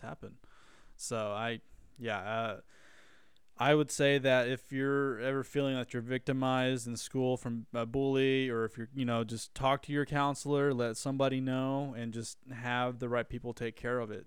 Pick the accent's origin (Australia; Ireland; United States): United States; Wilburton, Oklahoma; moved away; it's my hometown, so I always love it. I go back